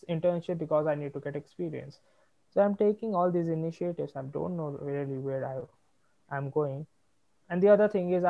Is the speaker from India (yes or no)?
yes; Bihar, India; now in Delhi, India; I'm from Bihar